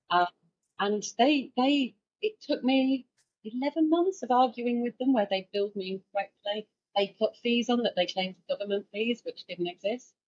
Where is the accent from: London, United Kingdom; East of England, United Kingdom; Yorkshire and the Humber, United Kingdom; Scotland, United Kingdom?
Yorkshire and the Humber, United Kingdom; I'm from Yorkshire